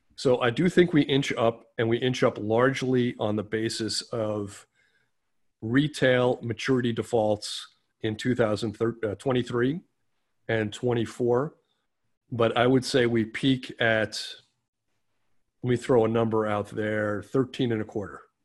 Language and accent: English; New York City, New York, United States; I'm a New Yorker through and through